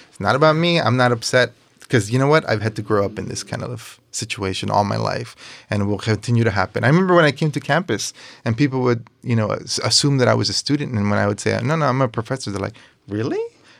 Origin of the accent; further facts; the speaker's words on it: Coachella, California, United States; also born or lived in Los Angeles; I'm from Coachella. I'm from LA. I'm from California. Here. I'm American.